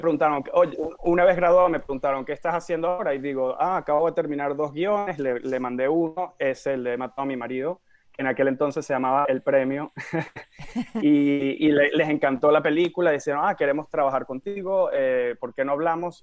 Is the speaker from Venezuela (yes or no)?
yes; Caracas, Capital District, Venezuela; now in New York, United States; nací en Caracas, Venezuela